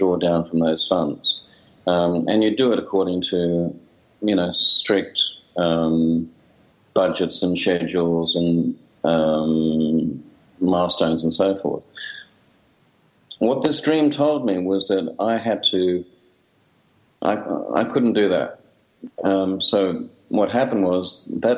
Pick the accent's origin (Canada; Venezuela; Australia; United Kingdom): Australia; I'm a filmmaker from Australia